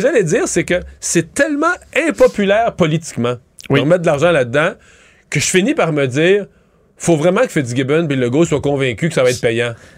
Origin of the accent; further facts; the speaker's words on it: Quebec, Canada; on est québécois